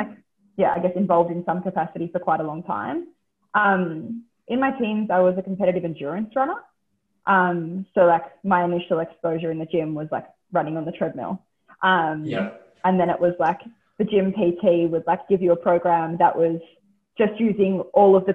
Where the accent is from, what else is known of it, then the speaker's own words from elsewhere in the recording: Central Coast, New South Wales, Australia; I grew up on the Central Coast of New South Wales